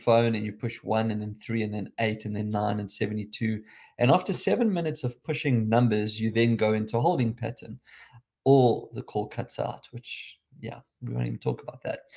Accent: South Africa; accent: South African

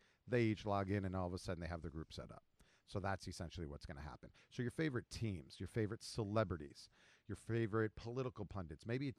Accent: New Jersey, United States; I grew up in Jersey

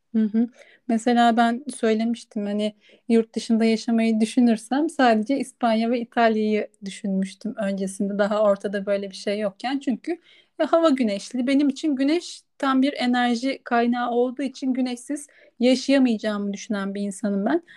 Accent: Kırklareli, Turkey; moved away as an adult; also born or lived in Ankara; Kırklareli'den Ankara'ya göç ettiğimde yaşadığım için burada çok fazla yaşamadım diye düşünüyorum. Çünkü ben 18 yaşında üniversiteye gitmek için Ankara'ya taşındım

